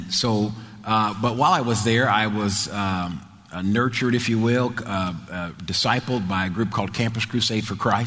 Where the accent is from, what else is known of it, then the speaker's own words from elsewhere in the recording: New Jersey, United States; moved away; New Jersey, where I'm from. I'm a Jersey boy from New Jersey.